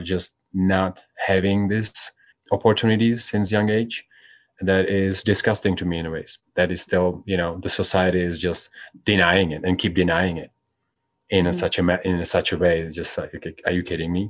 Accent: Czechia; now in United States; I'm from Czech Republic.

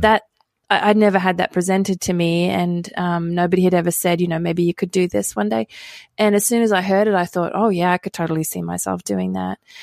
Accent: Australia; moved away; I grew up in Australia

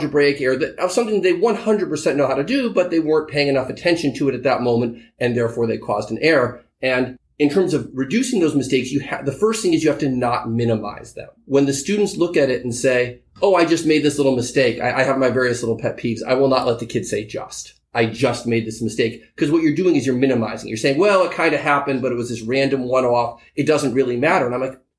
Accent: California, United States; also born or lived in New York; I live in California most of the time. I'm here in New York occasionally, but I am, by birth, I am a Californian.

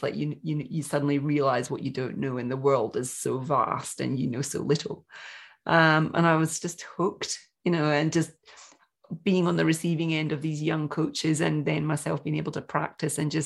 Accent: Scotland, United Kingdom; moved away as an adult; also born or lived in Broken Hill, Australia; now in Australia; I'm born and bred in Scotland, went to uni in Scotland and moved to Broken Hill in 1995

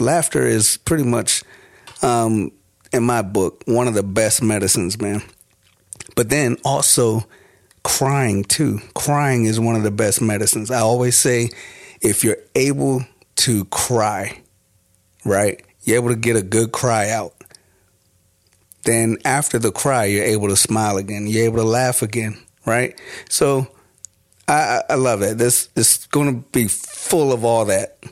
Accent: Prince George's County, Maryland, United States; also born or lived in Washington, D.C.; I am from Washington, D C. Um, born there and raised mo-, mostly in, uh, in Maryland. Uh, so we'll say, like, Prince George's County

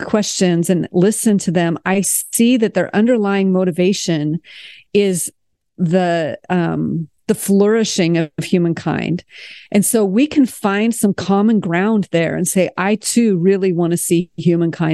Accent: United States; moved away as an adult; also born or lived in France; as an American

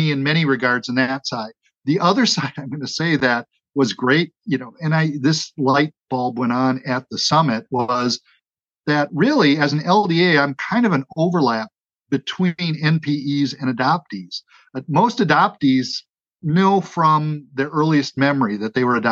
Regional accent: Wauwatosa, Wisconsin, United States; I was raised in Wauwatosa, Wisconsin. It's a suburban Milwaukee community just to the west

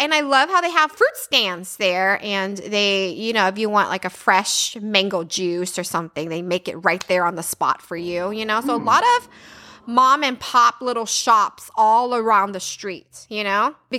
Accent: Texas, United States; I guess because we come from Texas, right? If you live in Texas, everybody have air conditioning.

